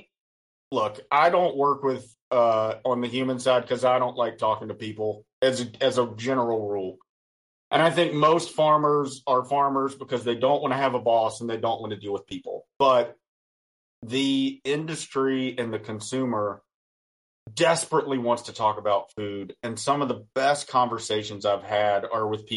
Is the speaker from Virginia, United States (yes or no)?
yes; Western Virginia, United States; I am from Western Virginia